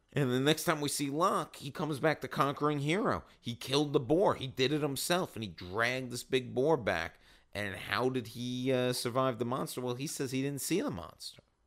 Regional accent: Long Island, New York, United States; I'm from Long Island

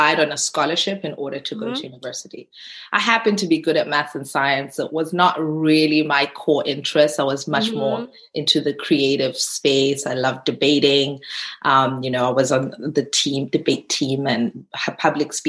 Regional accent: South Africa; as a South African

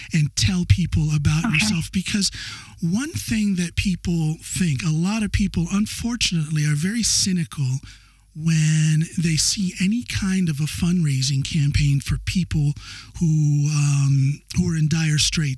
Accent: United States; moved away as an adult; now in Norway; I'm an American citizen, as everybody knows, as you know, but I've been here in Norway for almost 20 years

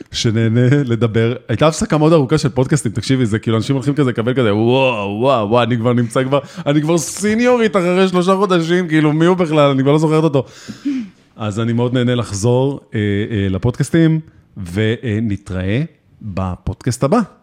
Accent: Israel; אנחנו ישראלים

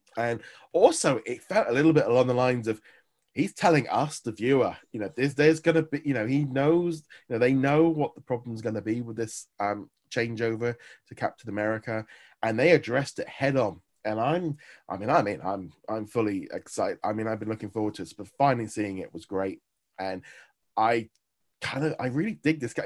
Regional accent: England, United Kingdom

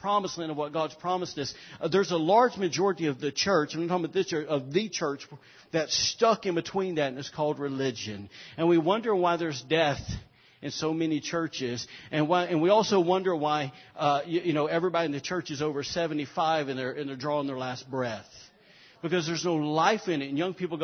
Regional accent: Alabama, United States; moved away; we're from Alabama. We say it ain't

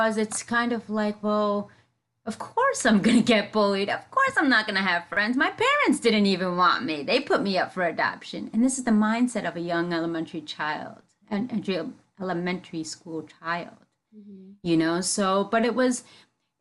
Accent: United States; first language English; I grew up in the metropolitan area, tri-state area

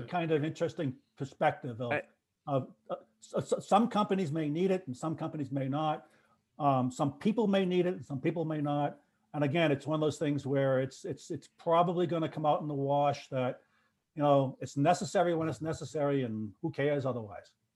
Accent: Boston, Massachusetts, United States; I'm the Bostonian

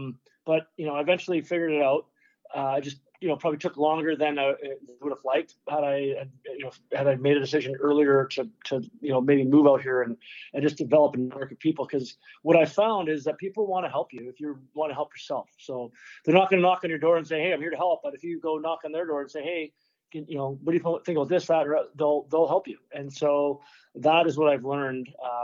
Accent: Dryden, Ontario, Canada; now in California, United States; I went back to Dryden, my hometown

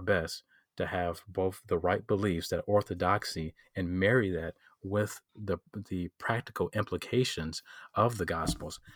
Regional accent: Detroit, Michigan, United States; I'm from Detroit, Michigan. Um, I'm s, I'm still here, uh, grew up here.

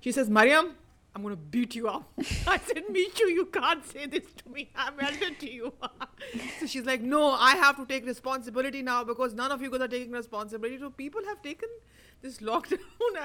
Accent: Pakistan; I am from Pakistan

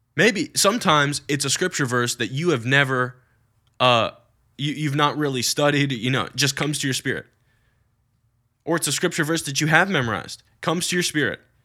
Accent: United States; I'm American, which I am

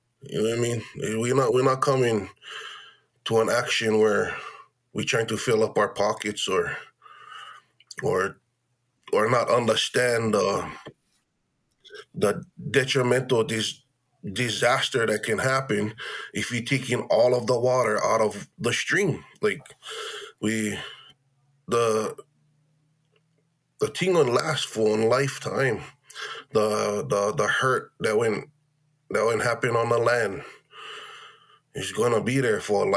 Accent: Keʻanae-Wailuanui, Maui, Hawaii, United States; We was born and raised in that village

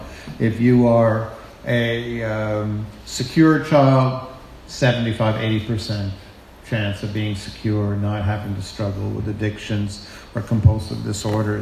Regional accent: New York City, New York, United States; I'm from Brooklyn

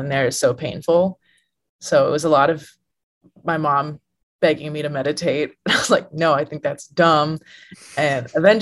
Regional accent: Illinois, United States; moved away as an adult; now in Texas, United States; I'm from Illinois, and I'm in Texas, which is a long ways away.

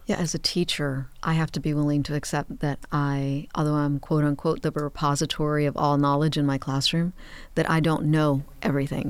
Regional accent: Miami, Florida, United States; I was born and raised in Miami

